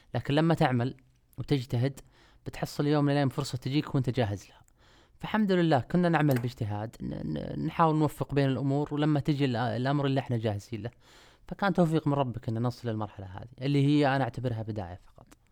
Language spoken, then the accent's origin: Arabic; Afif, Riyadh Province, Saudi Arabia; moved away; أنا مش من أهل الشرقية. أنا من, آه، من منطقة الرياض.